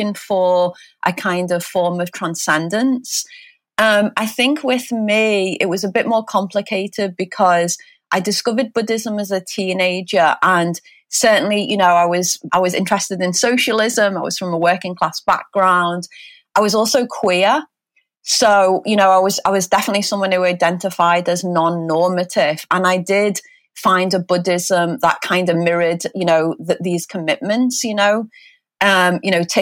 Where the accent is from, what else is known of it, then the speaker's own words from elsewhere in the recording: Liverpool, North West England, United Kingdom; I'm from England, I'm a Liverpoolian.